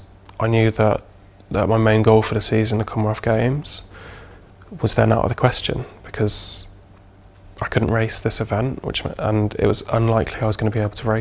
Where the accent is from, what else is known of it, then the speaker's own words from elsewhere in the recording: Wales, United Kingdom; I feel a real pride about being Welsh, and I really wanted to represent my country.